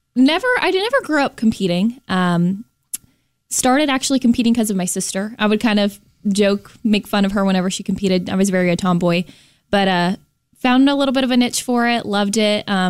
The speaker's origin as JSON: {"language": "English", "town": "West Palm Beach", "region": "Florida", "country": "United States", "tie": "born or raised there", "also_born_or_lived": "Jacksonville / Naples", "said": "So lived in Jacksonville, grew up in the West Palm Beach area."}